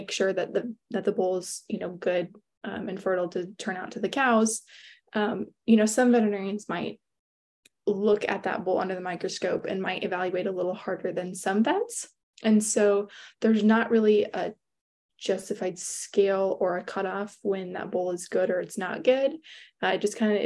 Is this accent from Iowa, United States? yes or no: yes; Cascade, Iowa, United States; I am originally from Eastern Iowa. Cascade is my hometown. And I grew up on a diversified livestock and crop farm